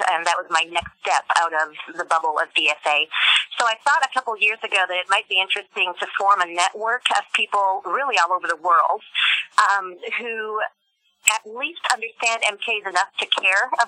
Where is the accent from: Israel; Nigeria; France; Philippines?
France; also born or lived in Germany; after growing up in France, I actually lived in Germany and taught at Black Forest Academy for 20 years after that.